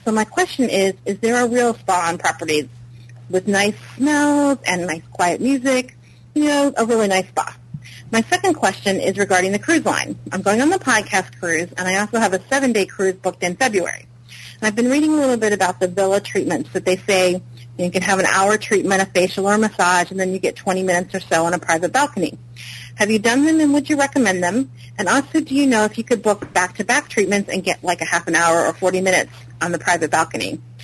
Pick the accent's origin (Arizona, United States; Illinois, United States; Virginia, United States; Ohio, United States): Virginia, United States; I'm from Virginia, but I'm currently calling you from rainy Copenhagen